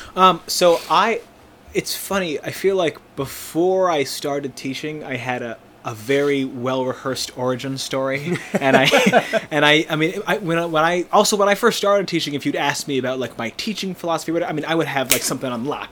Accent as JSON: {"language": "English", "town": "Plainsboro", "region": "New Jersey", "country": "United States", "moved": "yes", "lives_now": "Boston, United States", "said": "I'm from New Jersey originally. I'm from a place called Plainsboro, uh, which is outside of Princeton"}